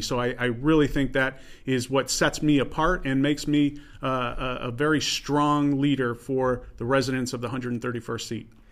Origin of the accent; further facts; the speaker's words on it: Geneva, New York, United States; I grew up in Geneva. I went to school in Geneva.